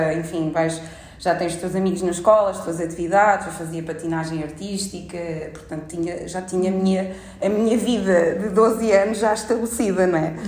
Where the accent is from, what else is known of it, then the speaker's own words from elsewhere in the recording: Portugal; moved away; enquanto português a residir em Portugal